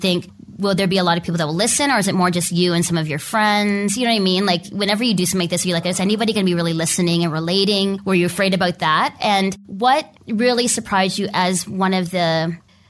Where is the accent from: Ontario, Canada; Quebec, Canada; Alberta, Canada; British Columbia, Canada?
Ontario, Canada; Toronto; I'm from Toronto